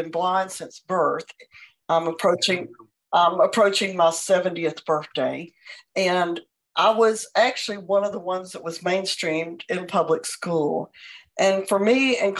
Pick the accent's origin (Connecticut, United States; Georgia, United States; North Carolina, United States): Georgia, United States; Atlanta; moved away as an adult; also born or lived in Texas; I moved to Texas to go to graduate school, and I was from Atlanta